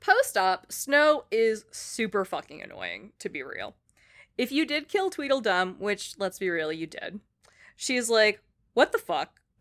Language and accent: English; Philippines; I'm Filipino